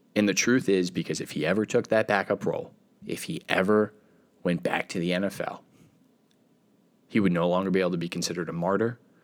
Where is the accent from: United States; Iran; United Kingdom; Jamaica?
United States; being an American